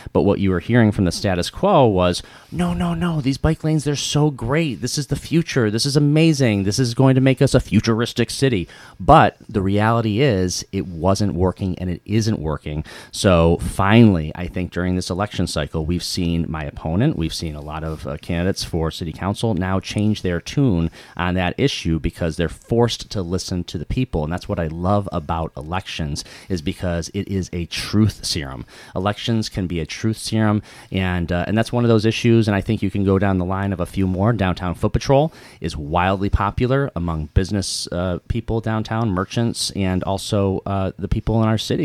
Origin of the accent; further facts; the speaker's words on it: Pittsfield, Massachusetts, United States; I was born and raised here.